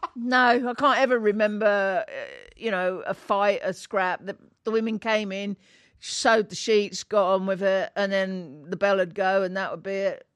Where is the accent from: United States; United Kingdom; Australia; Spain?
United Kingdom; Bedford, East of England; I grow, grew up in, um, a town called Bedford